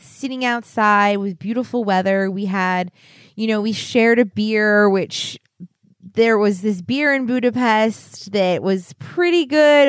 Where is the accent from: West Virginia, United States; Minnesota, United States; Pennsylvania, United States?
Pennsylvania, United States; Philadelphia; we're from Philadelphia area